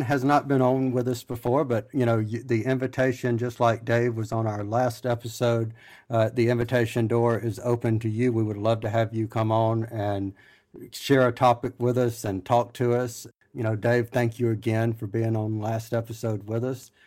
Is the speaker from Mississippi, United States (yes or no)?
yes; Mississippi, United States; accent: southern drawl; I'm from Mississippi